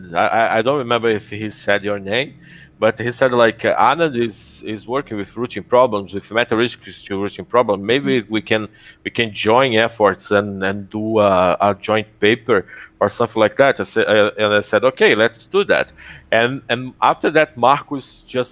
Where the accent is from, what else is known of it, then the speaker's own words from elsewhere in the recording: Rio de Janeiro, Brazil; also born or lived in Montreal, Canada / Ouro Preto, Brazil; I'm from Rio, and I study in Rio.